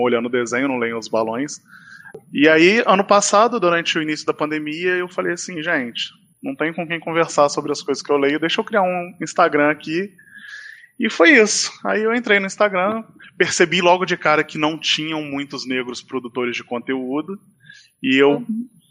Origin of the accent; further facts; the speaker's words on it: interior of Rio de Janeiro state, Brazil; eu sou do interior aqui do estado do Rio.